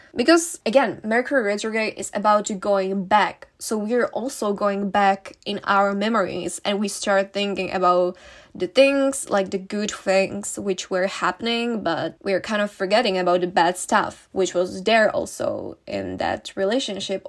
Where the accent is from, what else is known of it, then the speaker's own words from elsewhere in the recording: Czechia; moved away; I'm gonna go back to my home country, uh, to the Czech Republic